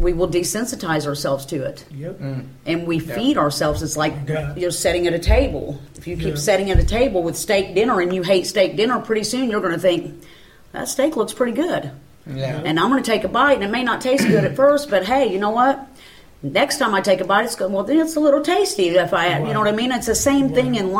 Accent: Benton, Illinois, United States; I was raised in Benton, Illinois.

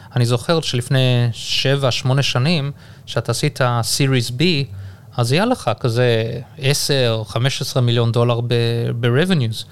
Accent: Durban, KwaZulu-Natal, South Africa; accent: South African; moved away as an adult; also born or lived in Haifa, Israel / Johannesburg, South Africa / United States / England; now in Israel; וגדלתי בדרום אפריקה

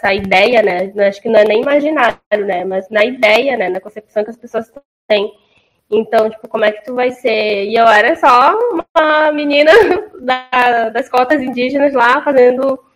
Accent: Manaus, Amazonas, Brazil; como eu vim de Manaus e eu vim da periferia

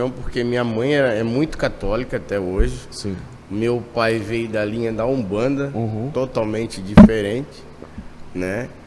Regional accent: Tijucas, Santa Catarina, Brazil; Eu sou de Tijucas.

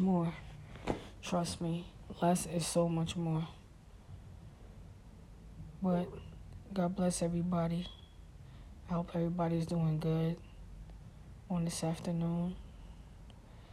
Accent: New York City, New York, United States; when I grew up in Brooklyn

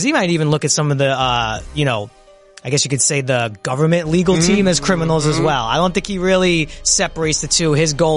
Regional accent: New York City, New York, United States; kept me out of trouble growing up in Brooklyn

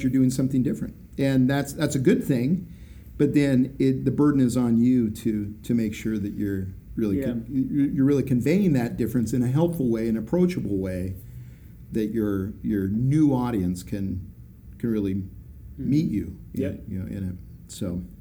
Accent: Idaho, United States; I'm from Idaho.

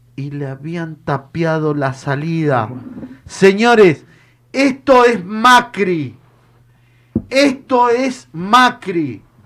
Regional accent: Argentina; somos argentinos

